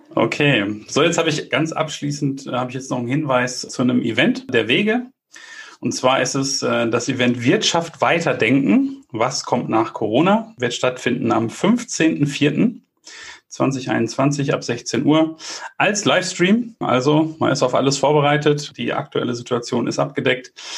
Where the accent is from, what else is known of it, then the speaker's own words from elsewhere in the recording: Bielefeld, North Rhine-Westphalia, Germany; also born or lived in Munich; als äh, Bielefelder